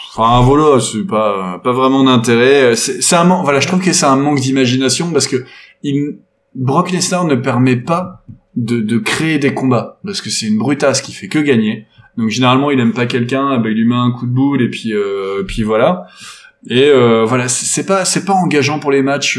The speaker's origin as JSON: {"language": "French", "country": "France", "said": "en tant que Français"}